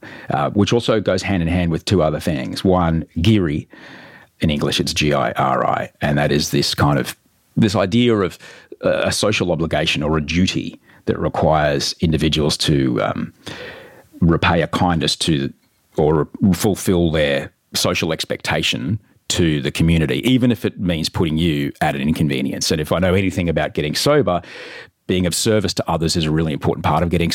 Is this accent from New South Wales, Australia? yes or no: no; Brisbane, Queensland, Australia; I grew up in Brisbane, in Australia